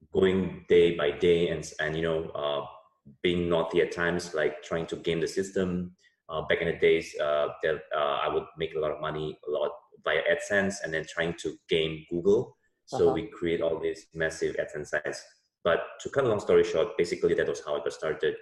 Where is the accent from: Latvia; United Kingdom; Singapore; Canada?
Singapore; also born or lived in United States; now in Jakarta, Indonesia; I grew up in Singapore